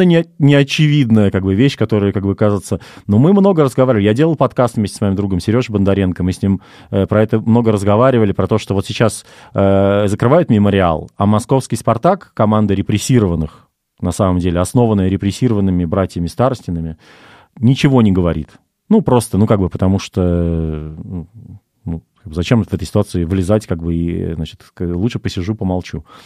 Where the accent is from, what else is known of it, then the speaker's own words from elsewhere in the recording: Russia; moved away as an adult; мы с тобой все-таки, Паш, русские люди